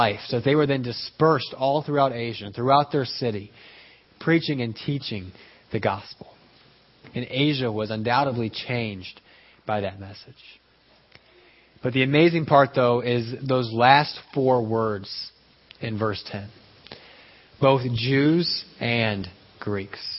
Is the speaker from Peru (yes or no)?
yes; Peru; moved away; growing up in Peru, people still take siestas